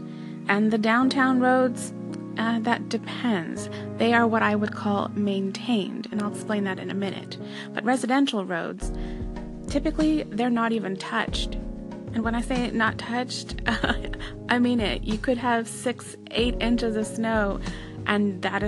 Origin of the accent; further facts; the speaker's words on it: United States; moved away as an adult; also born or lived in Pennsylvania / upstate New York; now in Canada; the snow in the areas of Canada that I've lived in is not what I was used to from Pennsylvania or upstate New York.